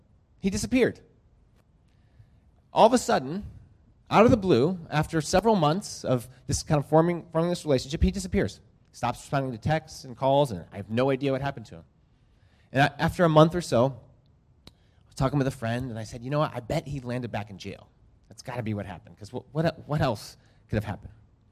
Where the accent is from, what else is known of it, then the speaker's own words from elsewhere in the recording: Lima, Peru; also born or lived in United States; So the last time I was here, I mentioned that I grew up in Lima, Peru. My parents were missionaries there, and I grew up there, and I'm a dual citizen.